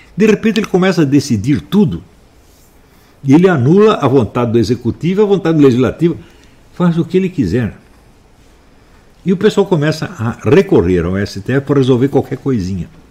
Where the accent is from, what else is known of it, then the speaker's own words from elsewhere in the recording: São Paulo, Brazil; also born or lived in Campinas; minha cidade onde eu fui criado, São Paulo. Hum? Eu nasci em Campinas, fui criado em São Paulo